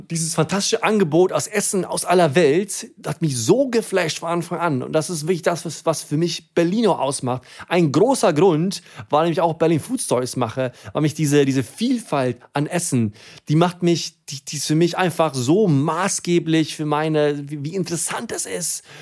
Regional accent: Sweden; German is a second language; Also erstens, im Dorf, wo ich aufgewachsen bin, gab es auf keinen Fall Döner.

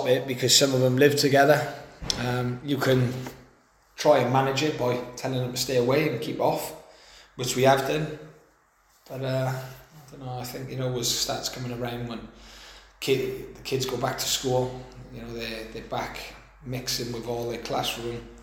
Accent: Newport, Wales, United Kingdom; my hometown club

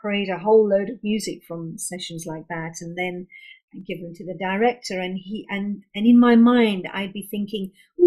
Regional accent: London, United Kingdom; So I was born and brought up in London, and I'm second generation British Indian

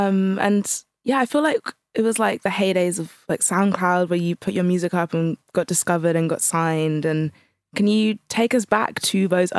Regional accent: Alderney, Guernsey; I'm from Alderney.

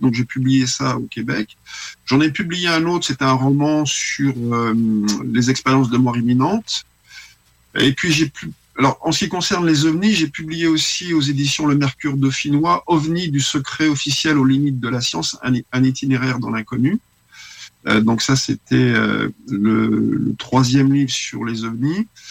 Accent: Paris, Île-de-France, France; moved away as an adult; now in Lyon, France; je suis lyonnais d'adoption parce que j'habitais à Paris jusqu'à l'âge de 19 ans

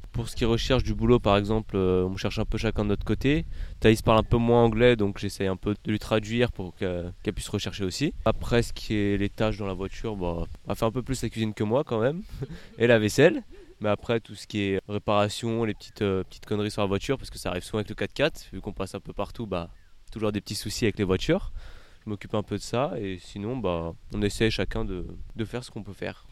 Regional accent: Paris, Île-de-France, France; je viens de Paris

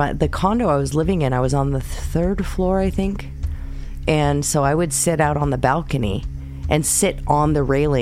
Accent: West Coast, United States; I grew up on the West Coast

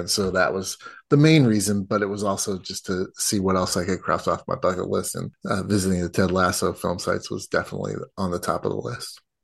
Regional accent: United States; as an American

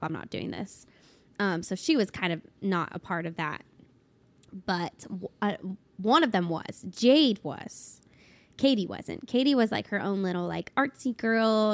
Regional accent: Cincinnati, Ohio, United States; now in Nashville, United States; I grew up in Cincinnati, Ohio.

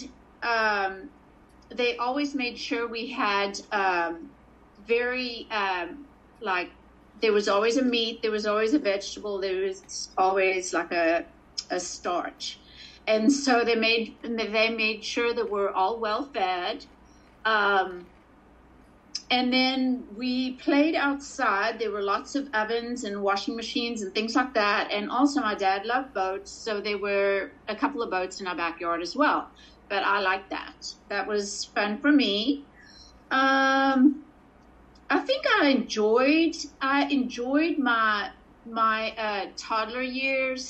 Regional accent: Port Elizabeth, Eastern Cape, South Africa; I was born in Port Elizabeth, South Africa, into a family at the time of four

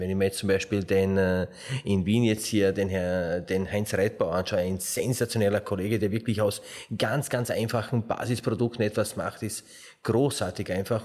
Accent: Slovenia; now in Austria; ich komme ja aus Slowenien

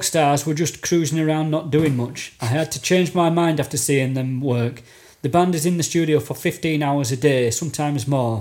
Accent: United Kingdom; as a Brit

